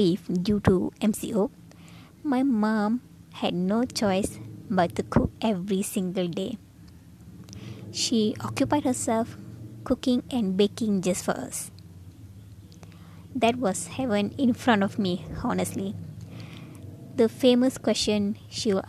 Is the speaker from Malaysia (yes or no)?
yes; Penang, Malaysia; I traveled back to my hometown, Penang